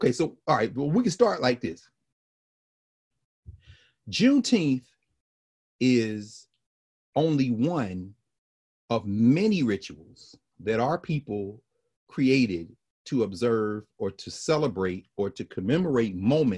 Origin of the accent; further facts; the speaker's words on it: Tennessee, United States; that me in Tennessee wouldn't have celebrated it.